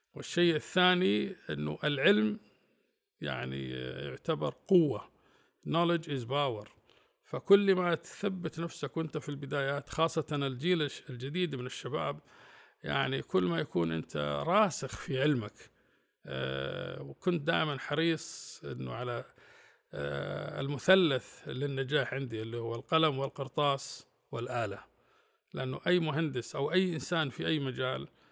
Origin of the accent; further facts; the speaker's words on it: Saudi Arabia; كنت أنا الوحيد من السعودية